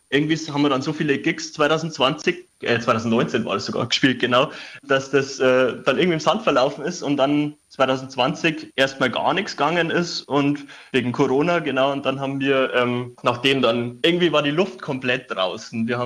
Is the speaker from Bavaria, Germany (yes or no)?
yes; Schrobenhausen, Bavaria, Germany; Nein, ich bin äh, sogar in Schrobenhausen aufgewachsen. Das ist äh, in der Nähe von München. Ah. Und bin zum Studium nach Coburg gezogen.